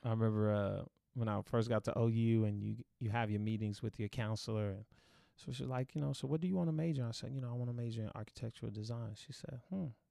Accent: Dallas, Texas, United States; growing up in Oak Cliff

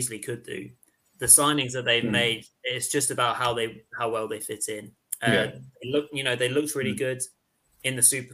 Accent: England, United Kingdom; as English chaps

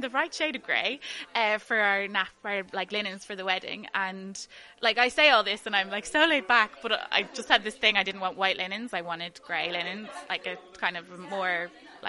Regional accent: Dublin, Leinster, Ireland; I'm from Dublin

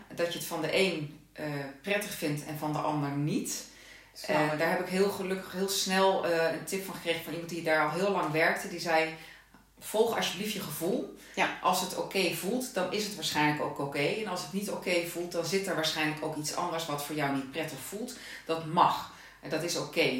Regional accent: Netherlands; now in Limburg, Netherlands; Ik eh, woon in Limburg, maar ik ben een Hollandse.

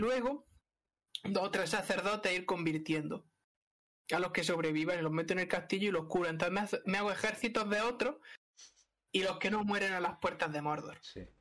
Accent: Spain; nosotros que somos españoles

